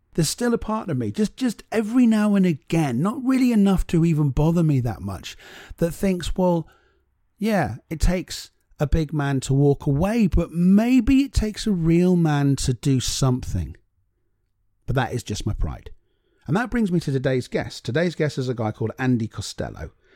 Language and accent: English; Cornwall, South West England, United Kingdom; I'm from Cornwall